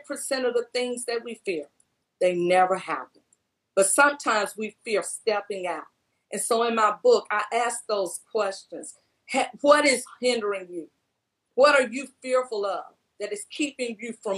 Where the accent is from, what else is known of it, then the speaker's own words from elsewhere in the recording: Batesville, Mississippi, United States; now in Tennessee, United States; I'm from Batesville, Mississippi